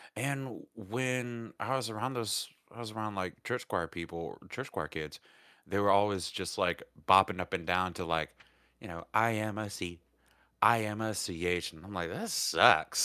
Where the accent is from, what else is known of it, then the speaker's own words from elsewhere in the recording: United States; also born or lived in Georgia / Alabama; I grew up on the Georgia, Alabama line